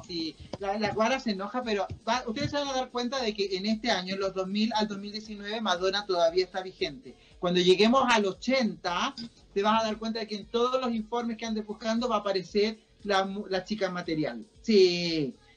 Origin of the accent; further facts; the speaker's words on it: Chile; somos chilenos